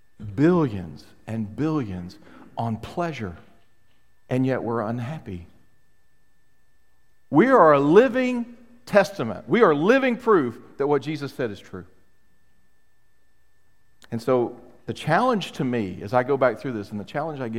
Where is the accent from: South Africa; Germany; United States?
United States; I was raised, not only as an American, but I was raised in a very independent home